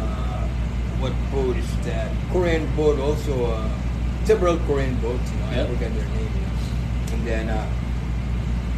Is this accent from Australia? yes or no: no; Pohnpei, Micronesia; moved away as an adult; now in Hawaii, United States; I'm from Micronesia. I'm from small island of Bonape, and then I've been residing in Hawaii for 20 years